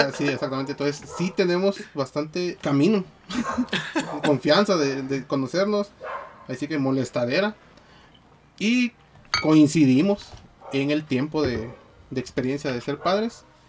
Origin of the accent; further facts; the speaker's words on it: Guatemala; somos guatemaltecos